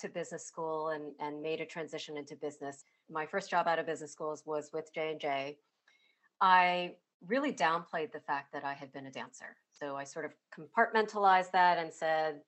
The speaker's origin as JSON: {"language": "English", "country": "United States", "tie": "born or raised there", "said": "my background with Chinese immigrant parents and growing up in the United States with my parents"}